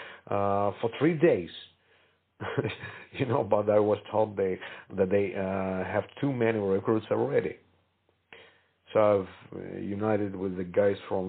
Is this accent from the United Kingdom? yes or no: no; Kharkiv, Kharkiv Oblast, Ukraine; my hometown, Kharkiv, where I stayed.